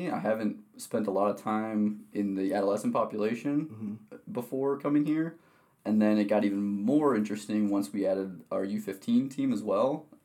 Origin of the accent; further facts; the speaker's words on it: Wisconsin, United States; moved away; Yeah, so I'm originally from Wisconsin. Uh, I've born and raised there